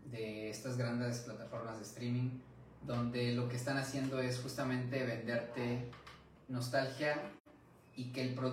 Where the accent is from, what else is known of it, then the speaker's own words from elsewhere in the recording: Mexico; viviendo y creciendo en México, donde es como un ambiente completamente diferente